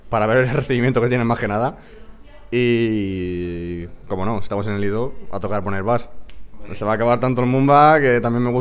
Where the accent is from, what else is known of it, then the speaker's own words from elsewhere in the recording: Chipiona, Andalusia, Spain; Porque se hace en mi pueblo, que es en Cádiz, en Chipiona, y allí pues sería, me parecería acojonante pinchar en un sitio que has estado eh, veraneando toda tu infancia y tienes a toda tu familia allí